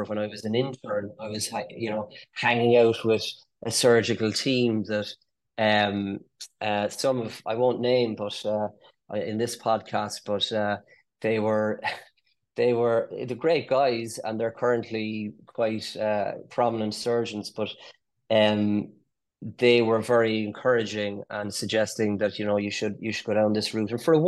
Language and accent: English; Cork, Munster, Ireland; accent: Cork; also born or lived in London; Grew up in Cork and headed off to London after medical